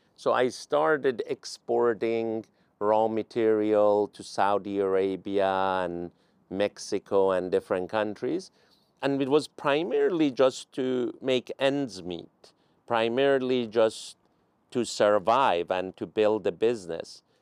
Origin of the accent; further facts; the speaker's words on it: Tehran, Tehran Province, Iran; also born or lived in Palo Alto, United States; now in United States; I'm originally from Iran, Tehran